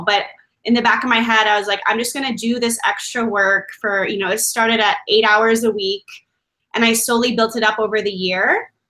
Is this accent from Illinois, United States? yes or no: yes; Chicago, Illinois, United States; moved away as an adult; now in Medellin, Colombia; growing up in Chicago, there's a huge Latin population.